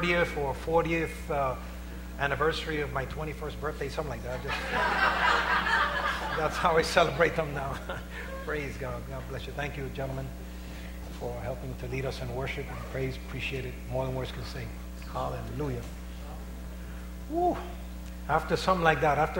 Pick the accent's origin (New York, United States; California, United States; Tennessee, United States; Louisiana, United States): New York, United States; New York City; I was raised in the West Harlem area.